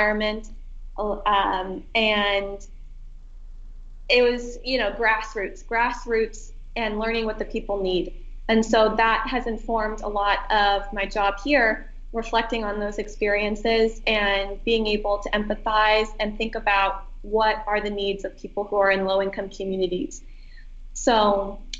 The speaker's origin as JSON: {"language": "English", "town": "Erie", "region": "Pennsylvania", "country": "United States", "tie": "born or raised there", "said": "I chose to serve in my hometown in Erie, Pennsylvania"}